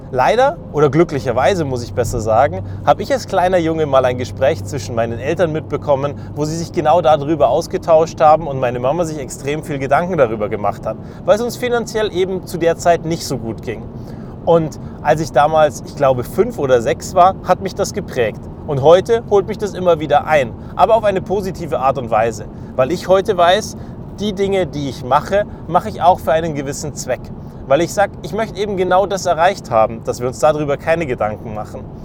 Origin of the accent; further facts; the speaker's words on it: Germany; Als Deutsche